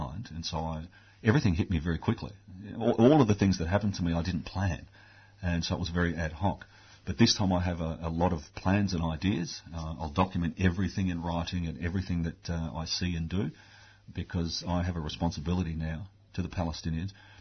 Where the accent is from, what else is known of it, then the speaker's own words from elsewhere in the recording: Australia; I'm an Australian